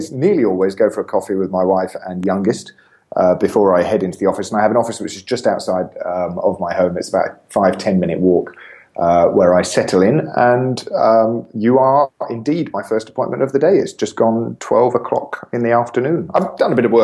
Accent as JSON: {"language": "English", "region": "England", "country": "United Kingdom", "said": "I'm an Englishman"}